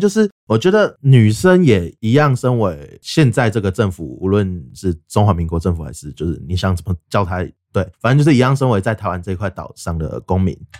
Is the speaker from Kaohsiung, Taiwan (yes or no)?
no; Taichung, Taiwan; 我是台中人，现在就读于台中市立惠文高级中学，然后是零六年出生的，就是民国九十五年